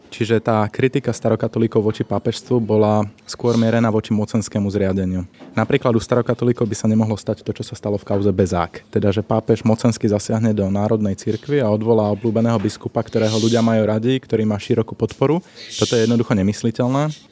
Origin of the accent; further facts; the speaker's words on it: Slovakia; Ja osobne som vyrastal v Trnavskej arcidieceze v rímskokatolíckej cirkvi